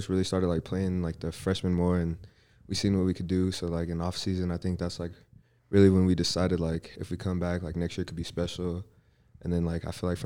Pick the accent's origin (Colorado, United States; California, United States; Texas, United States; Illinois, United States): Colorado, United States; Denver; now in Wyoming, United States; I'm from Denver, Colorado